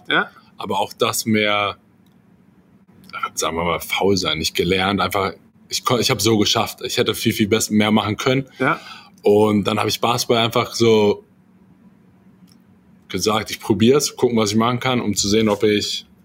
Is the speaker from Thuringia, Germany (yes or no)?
no; Salzgitter, Lower Saxony, Germany; Salzgitter vor genau ein bisschen mehr als 30 Jahren. Ja. Ja, nichts Besonderes eigentlich mit aufgewachsen.